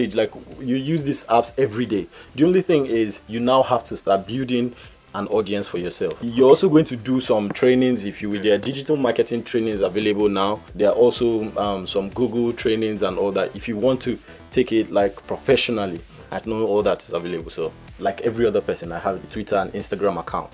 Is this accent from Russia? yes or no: no; Port Harcourt, Rivers State, Nigeria; I'm from River State, okay, so Port Harcourt. Port Harcourt boy.